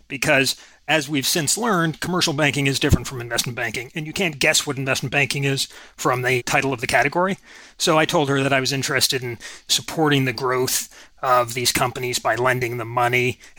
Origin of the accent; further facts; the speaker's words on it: Princeton, New Jersey, United States; also born or lived in Boston, Massachusetts; now in Juneau, United States; I was born in Boston. I grew up in Princeton, New Jersey, college town, very academic family.